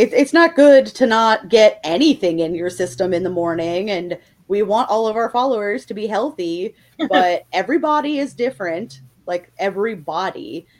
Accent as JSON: {"language": "English", "region": "south of Indianapolis", "country": "United States", "moved": "yes", "lives_now": "Indianapolis, United States", "said": "I'm from the Indianapolis area. Well, I'm actually from south of there, but I live in the Indianapolis area now."}